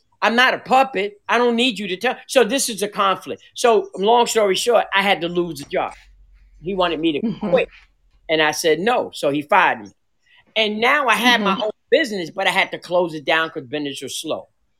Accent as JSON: {"language": "English", "town": "New York City", "region": "New York", "country": "United States", "lives_now": "Waynesboro, United States", "said": "Because I came from New York City, and I came down, ended up in Charlotte, and Charlotte, God brought me down to Waynesboro."}